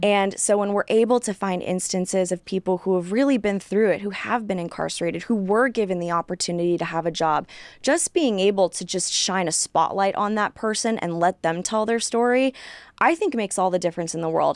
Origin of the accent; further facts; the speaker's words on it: Sacramento, California, United States; moved away as an adult; also born or lived in San Francisco Bay Area, California / Los Angeles area, California; now in Texas, United States; was born in the Bay Area and grew up really in the Sacramento suburbs, so the capital of California.